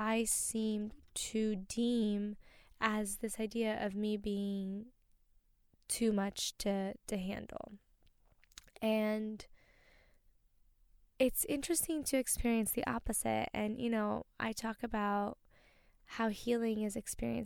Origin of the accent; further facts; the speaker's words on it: Brazil; moved away; I came from, you know, I was born in Brazil